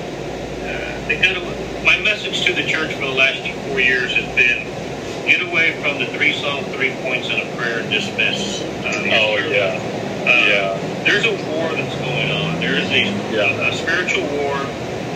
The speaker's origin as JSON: {"language": "English", "town": "San Antonio", "region": "Texas", "country": "United States", "tie": "born or raised there", "said": "I was born and raised in San Antonio, Texas, and I pastored a church there"}